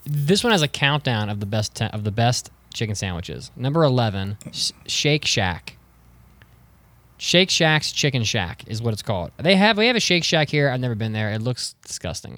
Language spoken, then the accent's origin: English; Wheeling, West Virginia, United States; my hometown of Wheeling, which is, we have nothing there